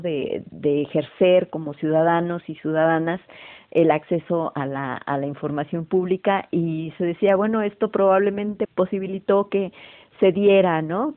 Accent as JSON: {"language": "Spanish", "country": "Mexico", "said": "como mexicanos, como mexicanas"}